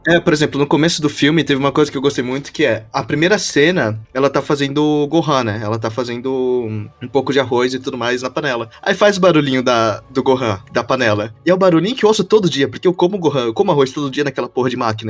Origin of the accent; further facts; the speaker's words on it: Brazil; eu nasci no Brasil